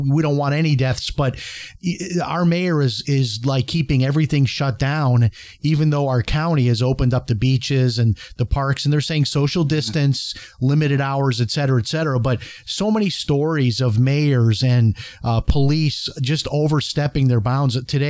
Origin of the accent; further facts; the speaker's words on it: Chicago, Illinois, United States; Illinois, the state of Illinois, where I grew up in Chicago, they're insolvent.